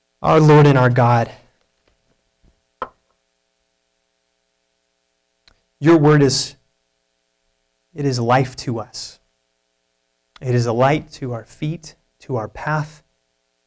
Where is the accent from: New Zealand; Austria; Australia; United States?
United States; as American evangelicals